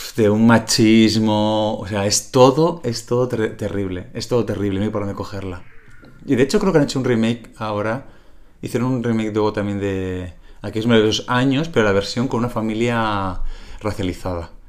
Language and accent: Spanish; Calahorra, La Rioja, Spain